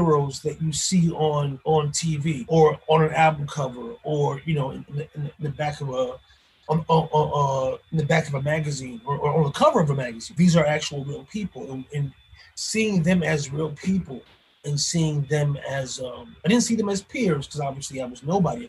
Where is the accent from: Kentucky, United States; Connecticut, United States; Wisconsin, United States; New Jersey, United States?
New Jersey, United States; Paterson; born or raised there